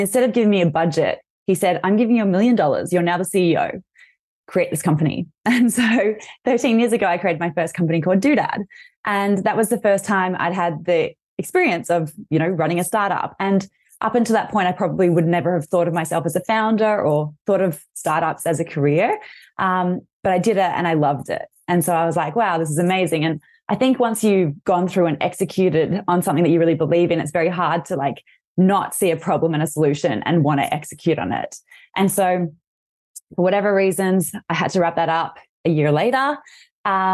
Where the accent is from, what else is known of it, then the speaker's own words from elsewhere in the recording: Australia; accent: Australian; I'm Australian, as you'll hear from my accent, and I'm based in Sydney right now